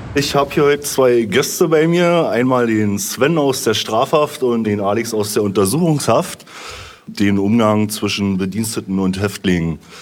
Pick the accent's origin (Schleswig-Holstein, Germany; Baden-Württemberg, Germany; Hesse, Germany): Baden-Württemberg, Germany; Bad Urach; moved away; Bad Urach. Da ist meine schwäbische Heimat